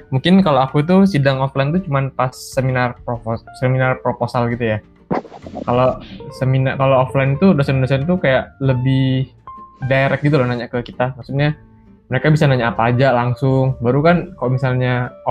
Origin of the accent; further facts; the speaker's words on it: Balikpapan, East Kalimantan, Indonesia; aku TA-nya kemarin ngerjainnya itu di kampungku ya. Aku kan dari Balikpapan. Jadi aku kerjain di Balikpapan ini.